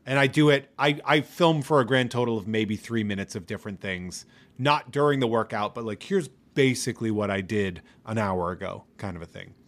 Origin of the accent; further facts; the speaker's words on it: New England, United States; I am from New England